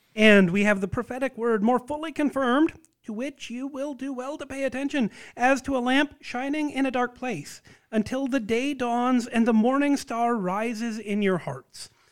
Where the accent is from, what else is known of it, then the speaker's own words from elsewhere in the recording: United States; as an American